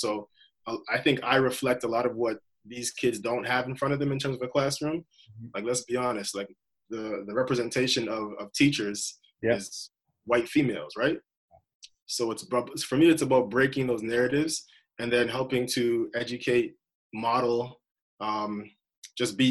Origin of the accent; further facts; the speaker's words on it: Toronto, Ontario, Canada; also born or lived in Halifax; I'm from Malvern